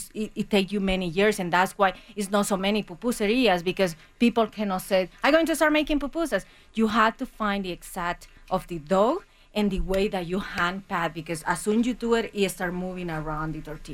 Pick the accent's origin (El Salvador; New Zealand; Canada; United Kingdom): El Salvador; San Salvador; moved away as an adult; also born or lived in Germany; now in Colorado City, United States; So I grew in El Salvador. I live in the capital